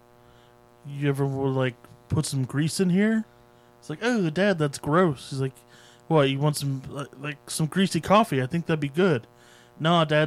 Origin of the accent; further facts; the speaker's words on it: New Jersey, United States; I'm from Jersey